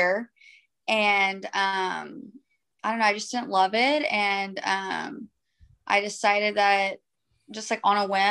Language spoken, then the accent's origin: English; Austin, Texas, United States; I've only lived in Austin. I was born here